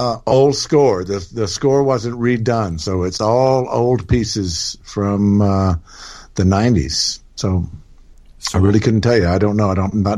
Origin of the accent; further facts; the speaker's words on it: Houston or East Texas, United States; moved away as an adult; also born or lived in Louisiana / Memphis / Colorado / England; And then we moved back to Texas, which is where they were from. And so I grew up pretty much in Houston or East Texas, a little town called Hallsville, which had about 800 people in it.